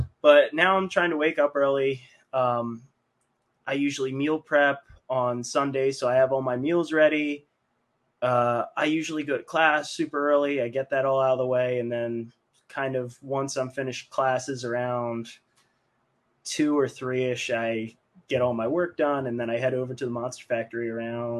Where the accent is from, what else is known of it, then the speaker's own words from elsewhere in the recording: Mays Landing, New Jersey, United States; moved away as an adult; now in Philadelphia, United States; my hometown, which is same hometown as Draws, Maze Landing